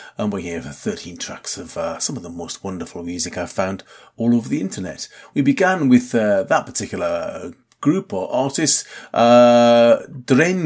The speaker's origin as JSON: {"language": "English", "town": "Newcastle upon Tyne", "region": "North East England", "country": "United Kingdom", "tie": "born or raised there", "said": "Newcastle, my hometown."}